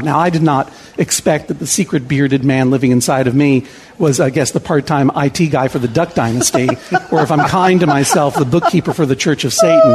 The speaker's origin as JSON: {"language": "English", "region": "Massachusetts", "country": "United States", "said": "we are both from New England. Mm-hmm. I from Massachusetts"}